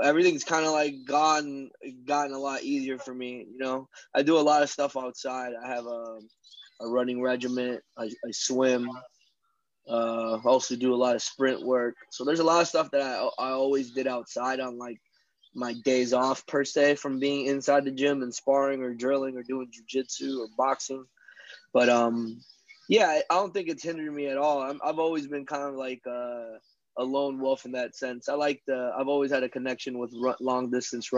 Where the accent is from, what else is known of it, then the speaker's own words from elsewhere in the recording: Orlando, Florida, United States; growing up in Orlando, sometimes I live downtown